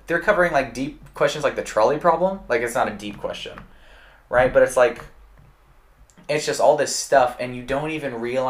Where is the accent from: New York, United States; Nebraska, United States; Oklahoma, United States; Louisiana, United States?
Oklahoma, United States; also born or lived in Alaska / Florida; But after I moved from Alaska, I went to Oklahoma. And then from Oklahoma, I went to Florida. And then from Florida, back to Oklahoma.